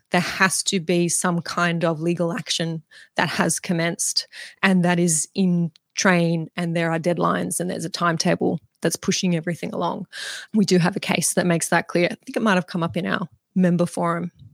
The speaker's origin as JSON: {"language": "English", "town": "Mudgee", "region": "New South Wales", "country": "Australia", "tie": "born or raised there", "said": "right here where I am in my hometown of Mudgee"}